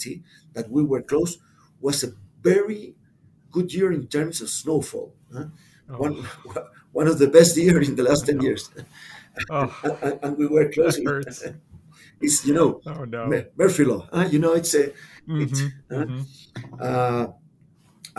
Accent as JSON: {"language": "English", "town": "Santiago", "region": "Santiago Metropolitan Region", "country": "Chile", "tie": "born or raised there", "said": "I was born and grew up in Santiago"}